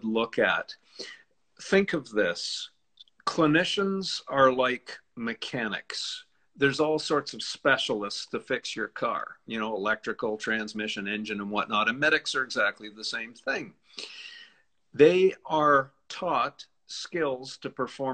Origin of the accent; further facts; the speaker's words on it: Canada; I'm a Canadian